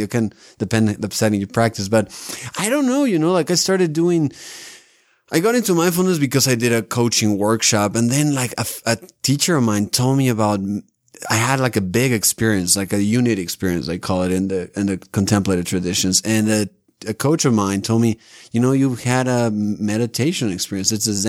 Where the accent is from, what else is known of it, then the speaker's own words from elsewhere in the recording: Mexico City, Mexico; moved away as an adult; now in Salt Lake City, United States; I'm from Mexico City.